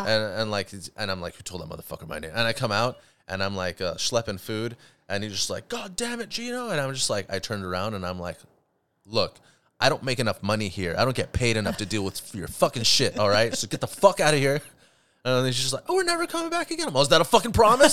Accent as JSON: {"language": "English", "town": "Huntington Beach", "region": "California", "country": "United States", "tie": "born or raised there", "said": "I grew up in Huntington Beach"}